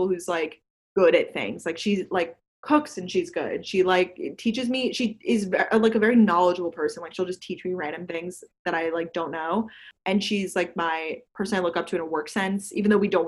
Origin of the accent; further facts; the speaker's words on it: Long Island, New York, United States; also born or lived in Georgia / Boston; I went to school in Georgia, but I'm from Long Island. And now I live in New York City.